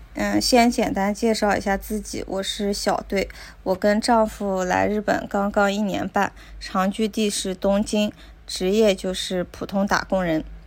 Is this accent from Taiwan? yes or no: no; China; also born or lived in Tokyo, Japan; now in Japan; 我们中国人